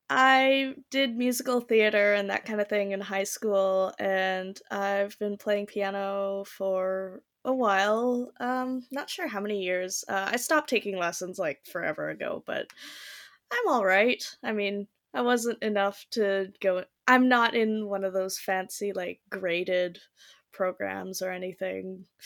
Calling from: Delta, British Columbia, Canada; I'm joining you from Delta, so like one of the suburbs in Vancouver, essentially.

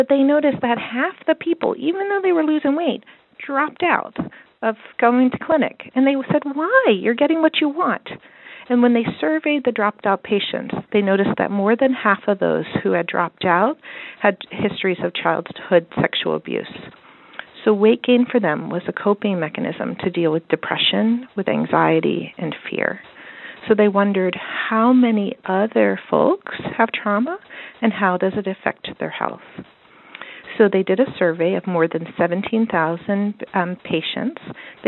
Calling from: Baltimore, Maryland, United States; I'm calling you from Baltimore. Baltimore is a remarkable city. It's vibrant. It's creative.

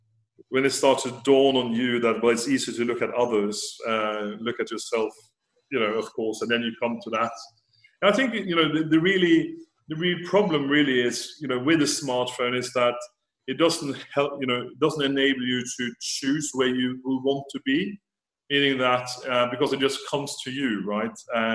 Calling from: Florence, Tuscany, Italy; Florence in Italy.

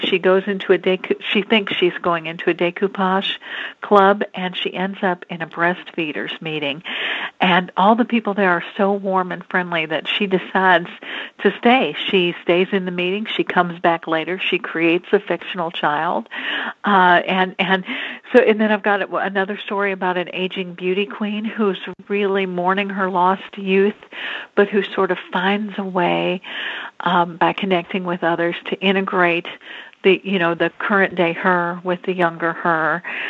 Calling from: Louisville, Kentucky, United States; I'm calling in from Louisville, Kentucky.

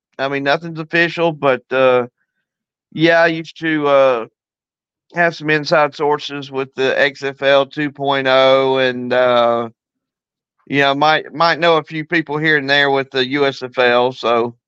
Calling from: Tuscaloosa, Alabama, United States; T-Town, man, Tuscaloosa. I just got home.

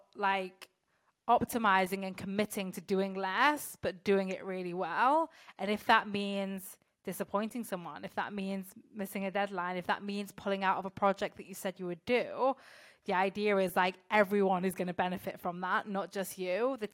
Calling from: France; I'm calling in from France, which is nice.

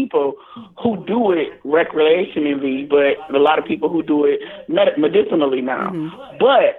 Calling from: Toledo, Ohio, United States; I'm calling from Toledo, Ohio, the 419

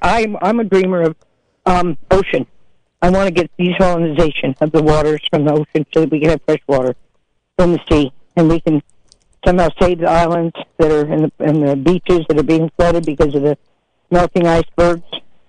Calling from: Caspar, California, United States; I'm from Casper, and I don't want you to mess with this abalone or the seaweed or the seals and the sea lions

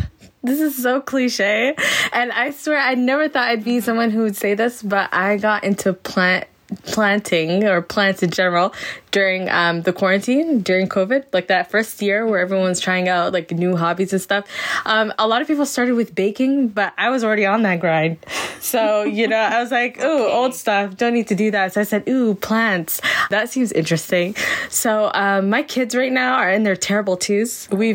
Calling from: Edmonton, Alberta, Canada; I'm joining from Edmonton, and I'm so happy to be here.

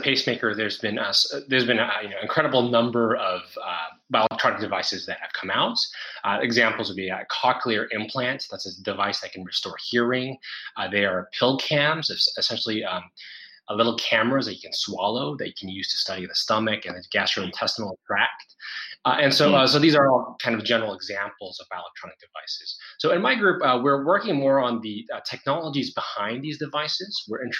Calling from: Singapore; I'm calling in from Singapore.

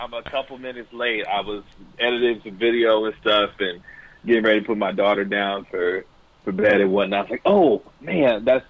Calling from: Dallas, Texas, United States; with 105 through the Fan, calling from Dallas, Texas.

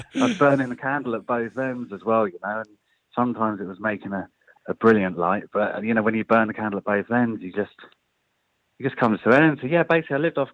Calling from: London, United Kingdom; Actually calling from London, yeah.

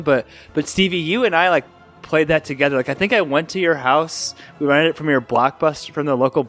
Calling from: Louisville, Colorado, United States; also born or lived in Elkhart, Indiana; We're calling from Louisville, Colorado

